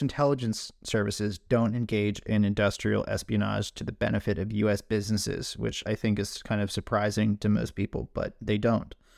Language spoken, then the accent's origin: English; Scotland, United Kingdom